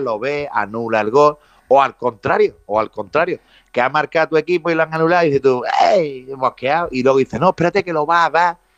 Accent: Jerez de la Frontera, Andalusia, Spain; voy a ser Baltasar en mi pueblo

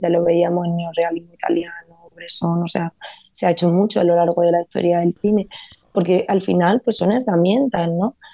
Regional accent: Vega de Granada, Andalusia, Spain; now in Los Angeles, United States; yo crecí en uno de esos pueblos de la Vega de Granada, soy de pueblo

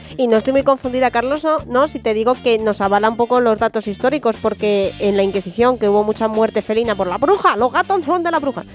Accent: San Sebastián de los Reyes, Community of Madrid, Spain; yo soy de San Sebastián de los Reyes, yo por ese parque y, y, concretamente por ese lago pasaba todos los días cuando iba al instituto

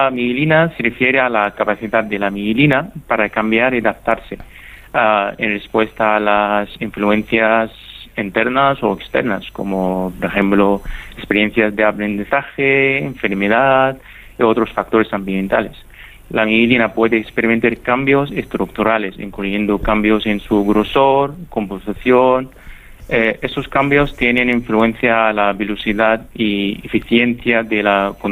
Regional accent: Egypt; accent: Egyptian; Spanish is a second language; Muchísimas gracias Paco, espero que mi acento egipcio haya sido entendible

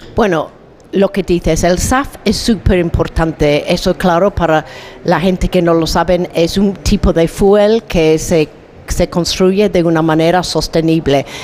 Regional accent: England, United Kingdom; Spanish is a second language; yo vengo de Inglaterra, donde pasamos unos tiempos horroríficos de frío y lluvia

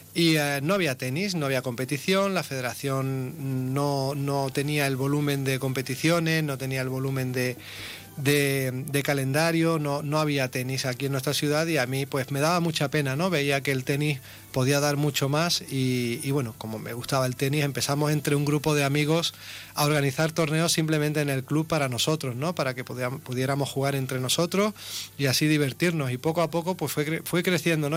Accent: Ceuta, Spain; yo soy un natural de Ceuta, nacido en el año 79. Llevo toda mi vida prácticamente aquí en Ceuta

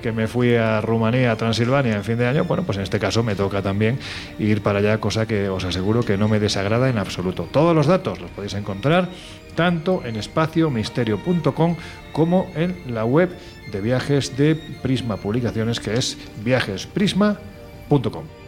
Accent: Andalusia, Spain; Soy andaluz

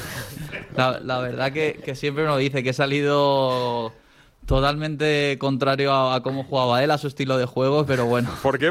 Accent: Dénia, Valencian Community, Spain; mi pueblo, a Denia, que, que lo quiero tanto

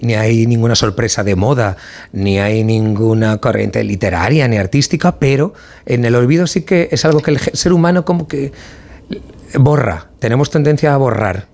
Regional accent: Valencian Community, Spain; como valenciano

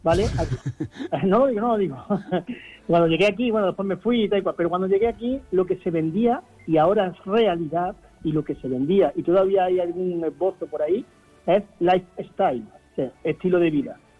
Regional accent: Córdoba, Andalusia, Spain; now in Sotogrande, Spain; soy cordobés

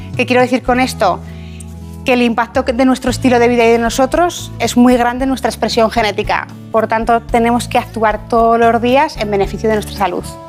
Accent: Ejea de los Caballeros, Aragon, Spain; also born or lived in Zaragoza; Pues yo nací en Zaragoza, pero soy de un pueblo que se llama Ejea de los Caballeros.

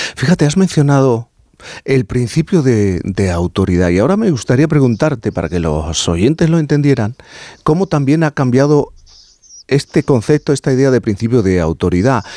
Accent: Cádiz, Andalusia, Spain; soy gaditano

